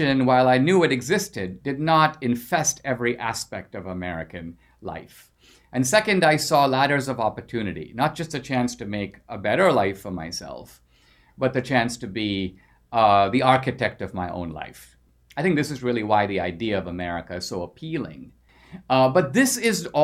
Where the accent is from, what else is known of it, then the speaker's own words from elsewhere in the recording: India; now in United States; my years growing up in India, and I grew up under socialism